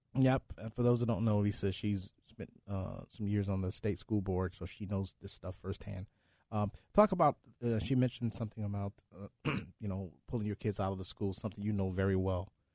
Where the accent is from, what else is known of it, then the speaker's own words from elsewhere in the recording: Cleveland, Ohio, United States; I've been born and raised in Cleveland, Ohio